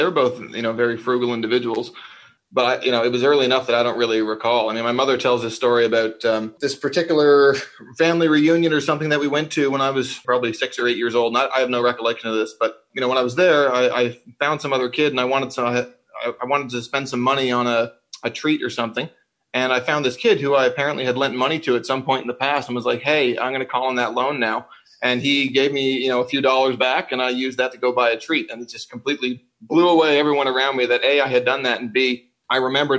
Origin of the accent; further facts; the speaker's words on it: St. John's, Newfoundland and Labrador, Canada; So I grew up in St. John's